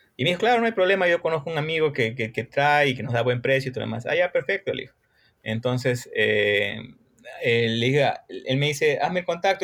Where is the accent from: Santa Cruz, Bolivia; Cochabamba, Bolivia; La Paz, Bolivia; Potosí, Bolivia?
Cochabamba, Bolivia; also born or lived in Brazil; en mi país no hay escuelas que te enseñen fotografía